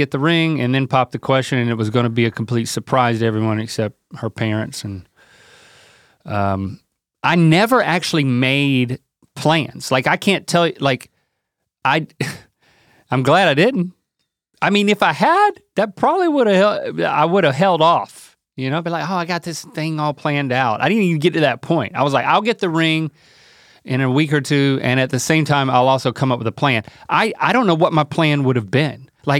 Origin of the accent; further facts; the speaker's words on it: Durham, North Carolina, United States; also born or lived in Buies Creek, North Carolina; I was born in Durham.